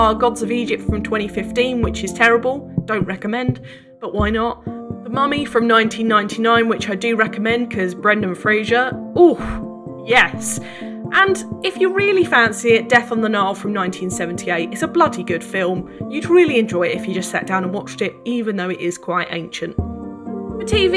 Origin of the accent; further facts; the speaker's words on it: Essex, East of England, United Kingdom; I grew up in Essex